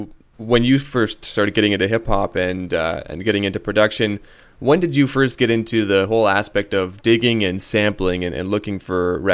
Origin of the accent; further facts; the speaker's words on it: Canada; I'm from Canada, being an outsider to what goes on in Australia